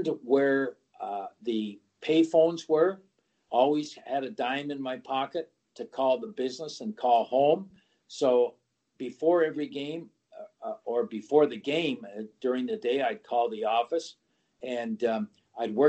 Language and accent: English; Canada; being a Canadian